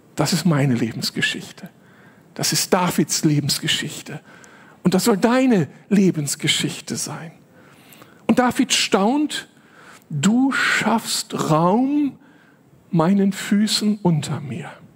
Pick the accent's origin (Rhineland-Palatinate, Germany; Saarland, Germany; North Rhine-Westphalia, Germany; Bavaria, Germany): North Rhine-Westphalia, Germany; Moers; moved away as an adult; also born or lived in Berlin; Aufgewachsen bin ich dann in Mörs, nicht weit weg von hier, in einer sehr kleinen Gemeinde